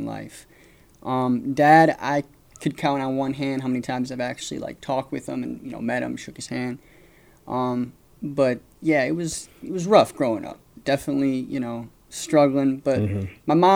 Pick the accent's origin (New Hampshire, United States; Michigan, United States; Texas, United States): Michigan, United States; Hillsdale; now in Atlanta, United States; I'm originally from Hillsdale, Michigan. Come from a small town, about 5,000 people.